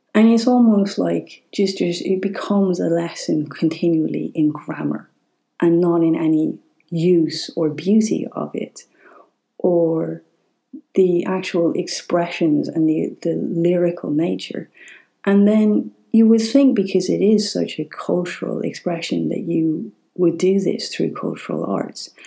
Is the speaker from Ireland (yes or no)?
yes; Ireland; we're learning Irish in school.